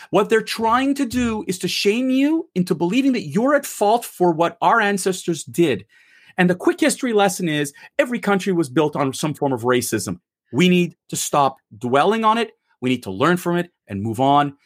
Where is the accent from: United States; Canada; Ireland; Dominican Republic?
Canada; a Canadian born and raised in Canada. I'm a first-generation Canadian